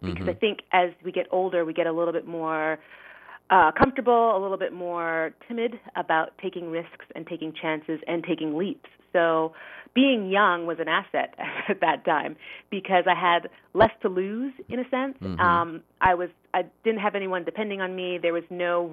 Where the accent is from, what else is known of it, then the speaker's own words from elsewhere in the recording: Montreal, Quebec, Canada; moved away as an adult; also born or lived in New York City, United States; now in Connecticut, United States; I'm Canadian. I grew up, born and raised in Montreal